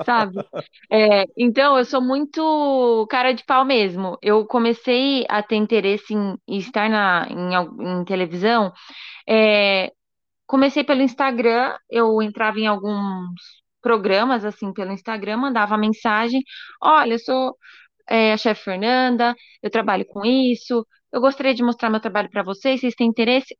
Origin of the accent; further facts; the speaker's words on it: Brazil; eu sou brasileira, acabei de me formar